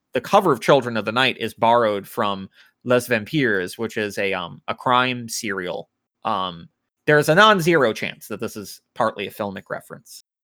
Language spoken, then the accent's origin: English; United States; I'm American